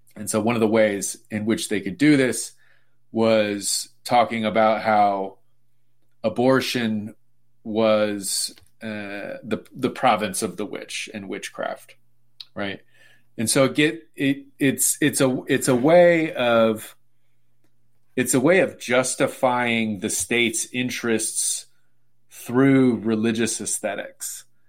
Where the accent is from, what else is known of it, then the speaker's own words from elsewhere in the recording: Sacramento, California, United States; I'm from Sacramento, California